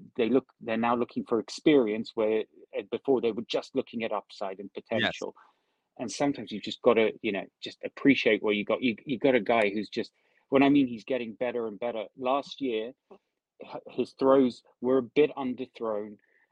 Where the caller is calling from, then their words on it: United Kingdom; Hey, Rob. Greetings from the UK.